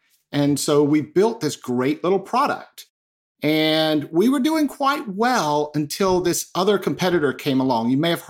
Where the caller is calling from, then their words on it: Charlotte, North Carolina, United States; I am joining you from really frigid Charlotte, North Carolina.